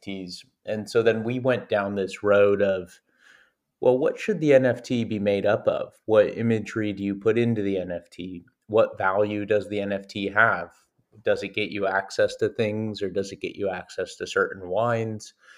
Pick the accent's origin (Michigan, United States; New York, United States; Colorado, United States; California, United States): California, United States; Napa Valley; I grew up with a family of vintners, so my family grew and sold grapes, and I'm from Napa Valley, California